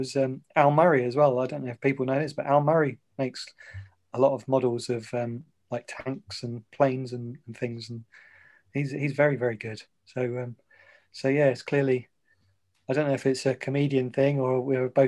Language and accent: English; Ipswich, East of England, United Kingdom; I was born in Ipswich